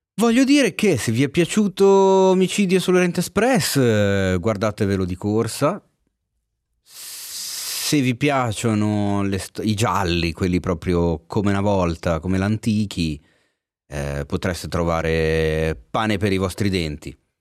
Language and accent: Italian; Milan, Lombardy, Italy; accent: Milanese; si sente troppo la mia cadenza milanese